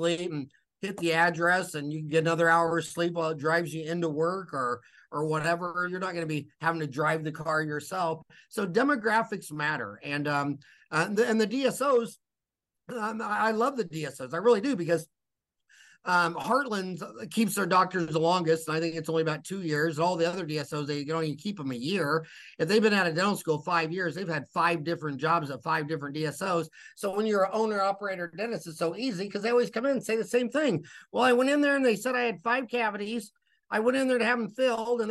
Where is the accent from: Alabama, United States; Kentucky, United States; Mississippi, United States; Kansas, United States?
Kansas, United States; Wichita; moved away as an adult; now in Phoenix, United States; I was born in Wichita, Kansas.